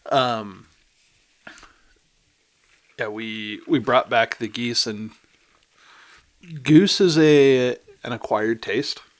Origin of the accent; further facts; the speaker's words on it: Midwest, United States; also born or lived in Northeast; I uh, you know I grew up in the Midwest, you know lived in the Northeast.